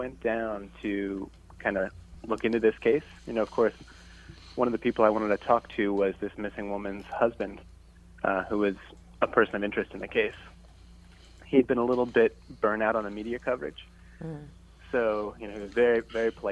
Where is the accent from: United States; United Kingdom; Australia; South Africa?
United States; rural Pennsylvania; moved away as an adult; also born or lived in Rhode Island; Pennsylvania, actually. Just a kid from rural Pennsylvania